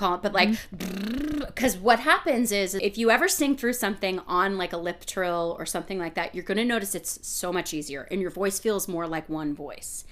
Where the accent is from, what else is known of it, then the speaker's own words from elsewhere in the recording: Massachusetts, United States; I was born in Massachusetts